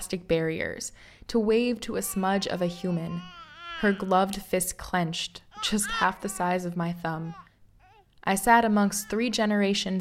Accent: Midwest, United States; moved away as an adult; now in France; I hail from les États-Unis. Call up the map to point to that petit état dans le milieu qui s'appelle the Midwest

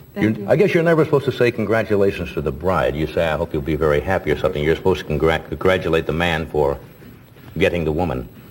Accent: England, United Kingdom; I'm English

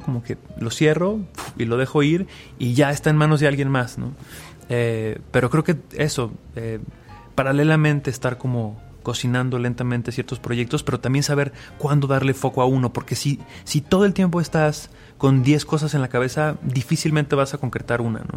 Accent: Aguascalientes, Mexico; moved away; yo soy de Aguascalientes, vengo de una familia de doctores

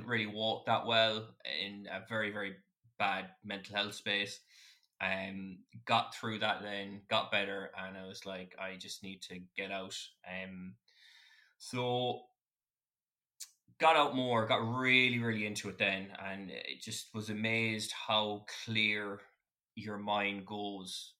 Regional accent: Westport, Connacht, Ireland; I'm from Westport, so I'd see Kirkpatrick

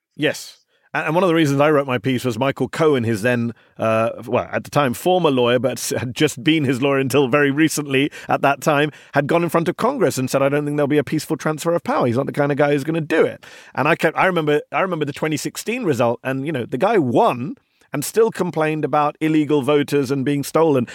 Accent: United Kingdom; now in United States; as a Brit watching all of this here in the U S

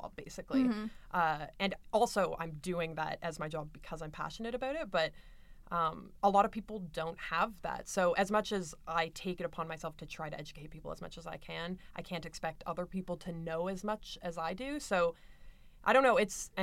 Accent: London, Ontario, Canada; going to Western, growing up in London, it's so white

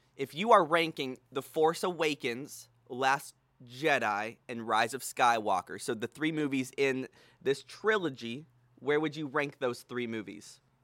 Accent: Houston, Texas, United States; now in Dallas, United States; We are back home in Houston, Texas, with my brother

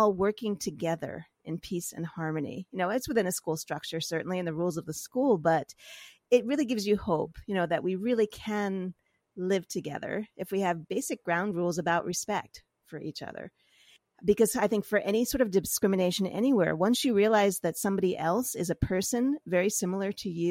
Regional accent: New York City, New York, United States; I grew up in New York.

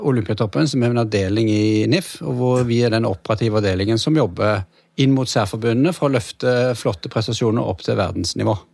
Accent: Stavanger, Rogaland, Norway; jeg er uh, født og oppvokst i Stavanger, som er Norges svar på San Diego.

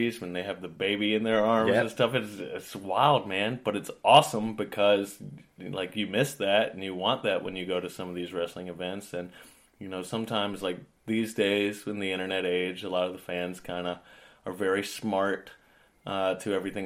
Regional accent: United States; moved away as an adult; now in United Kingdom; I'm very American. Very loud

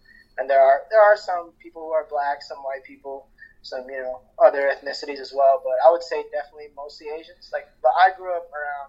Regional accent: Alhambra, California, United States; English is a second language; also born or lived in Philippines; growing up in Alhambra is that it is right next to LA, but it's still like its own culture.

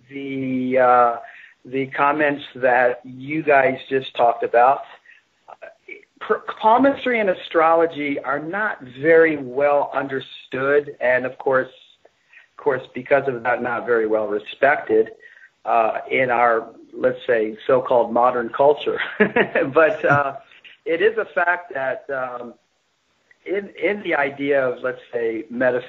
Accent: New York, United States; also born or lived in England; I grew up in New York

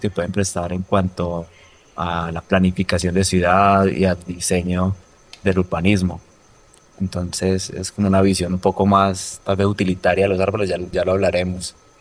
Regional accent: Roldanillo, Valle del Cauca, Colombia; soy de Roldanillo

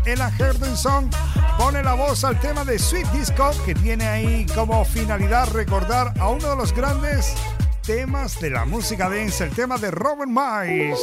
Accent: Canary Islands, Spain; Yo como soy canario

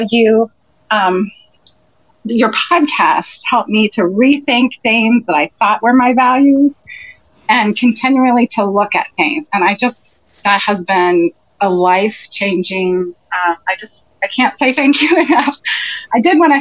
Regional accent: Beavercreek, Ohio, United States; I'm from Beaver Creek, Ohio.

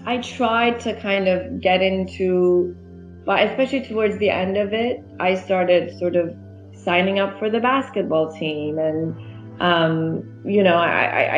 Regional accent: Iran; also born or lived in Toronto, Canada; now in London, United Kingdom; I'm one of the many Iranians for who the family has been, you know, completely spread around the world

